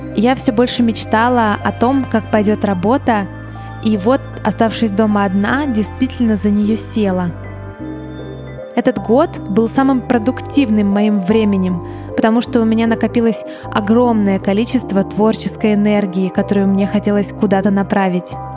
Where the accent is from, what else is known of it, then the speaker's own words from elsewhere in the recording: Kryvyi Rih, Dnipropetrovsk Oblast, Ukraine; moved away as an adult; also born or lived in Odesa; в родном городе